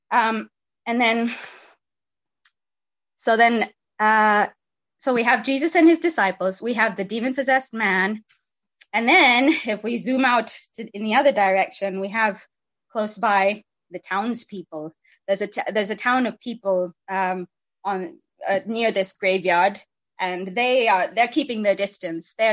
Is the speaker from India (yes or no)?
yes; India; Um, and I I grew up in in India. I was a missionary kid